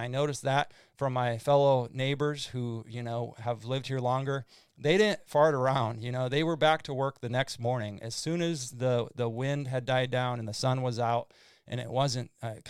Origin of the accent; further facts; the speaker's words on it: Midwest, United States; now in Fort Myers, United States; growing up in the Midwest in the Red River Valley, it was floods